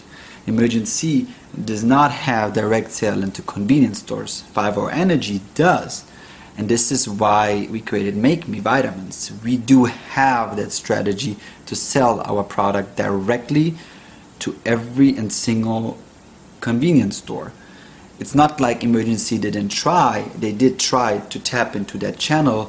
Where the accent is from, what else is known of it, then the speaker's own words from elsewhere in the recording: Germany; moved away as an adult; now in United States; I grew up with him in Germany